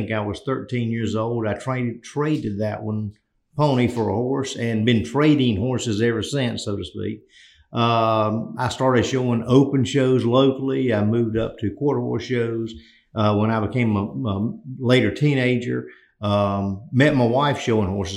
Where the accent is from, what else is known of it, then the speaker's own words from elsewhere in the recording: North Carolina, United States; I'm from North Carolina